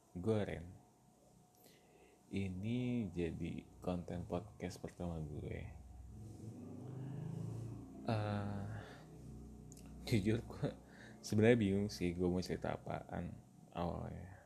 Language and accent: Indonesian; Bandung, West Java, Indonesia; gue lahir dan besar di Bandung gue menyelesaikan semua pendidikan gue di Bandung dari mulai TK sampai universitas semuanya di Bandung